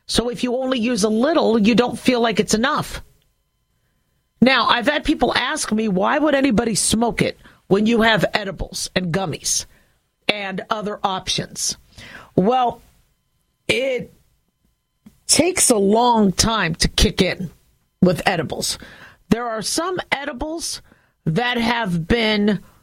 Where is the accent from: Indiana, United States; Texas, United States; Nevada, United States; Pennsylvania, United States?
Nevada, United States; I'm from Nevada